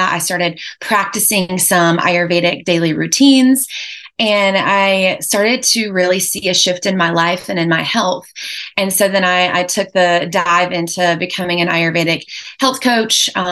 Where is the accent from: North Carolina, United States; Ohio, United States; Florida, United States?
North Carolina, United States; Lexington; I'm local from North Carolina. I was born and raised in Lexington, North Carolina.